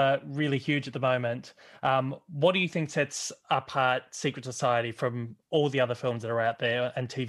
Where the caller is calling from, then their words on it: Australia; I'm calling from … Down Under in Australia.